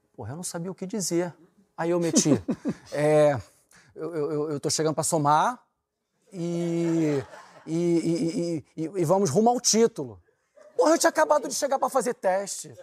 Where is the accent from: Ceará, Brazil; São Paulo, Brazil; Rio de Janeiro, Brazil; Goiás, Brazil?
Rio de Janeiro, Brazil